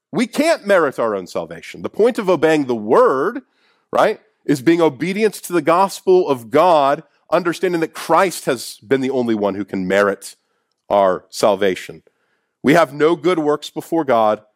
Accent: Kansas City, United States; I'm from Kansas City

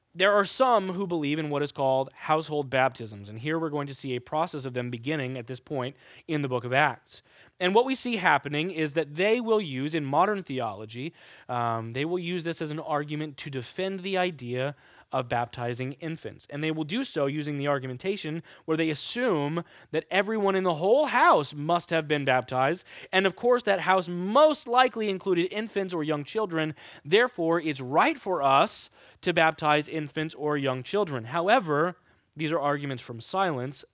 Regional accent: Kansas, United States; now in New York, United States; I'm from Kansas

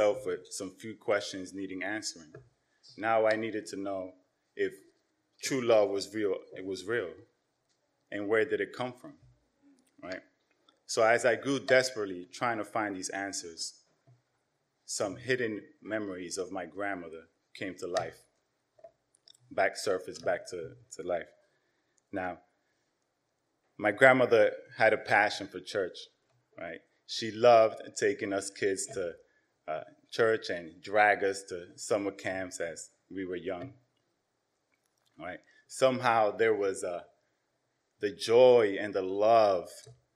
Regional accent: New York City, New York, United States; also born or lived in Yonkers, New York; I was born here in New York City. My parents came from Dominican Republic as first generation immigrants. Around my 10th birthday, my parents decided to move to Yonkers

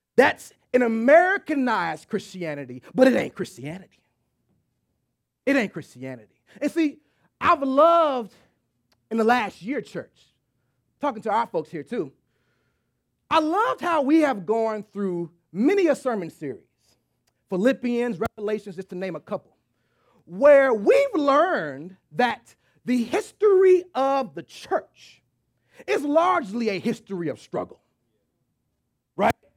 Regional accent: Texas, United States; moved away; I'm from Texas

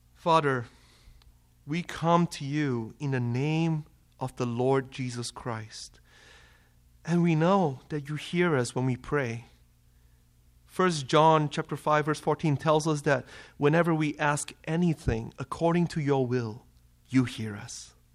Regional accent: Malaysia; moved away as an adult; now in Kalamazoo, United States; I am from Malaysia. So if you haven't caught the accent

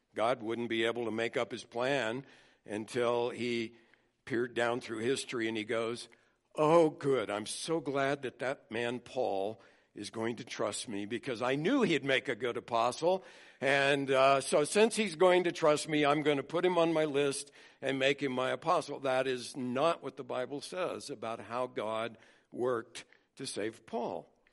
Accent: United States; I was born in America as a white male

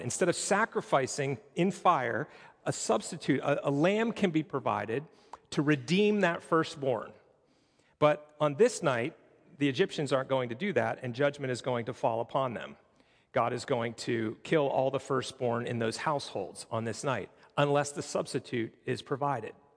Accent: Pittsburgh, Pennsylvania, United States; moved away; I'm originally from Pittsburgh

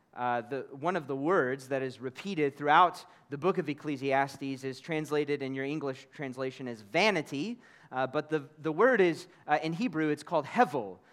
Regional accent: Kansas City, Missouri, United States; moved away as an adult; now in United Arab Emirates; my own hometown of Kansas City in America

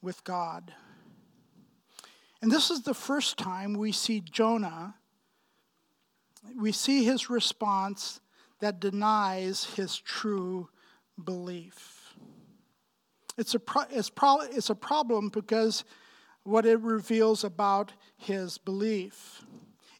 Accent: Pakistan; moved away; I'm from Pakistan. Right, I grew up in Pakistan and was born and bred there, and 6 miles from the Indian border

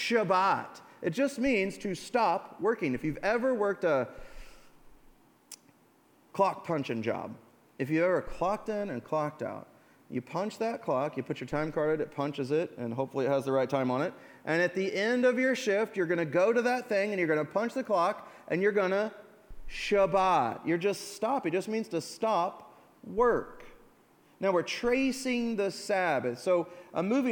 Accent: United States; we're American

